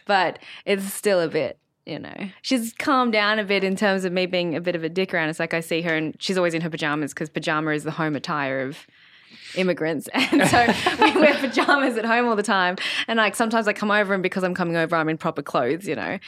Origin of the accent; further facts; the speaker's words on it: Sydney, New South Wales, Australia; I grew up in Sydney with my family, as you do sometimes.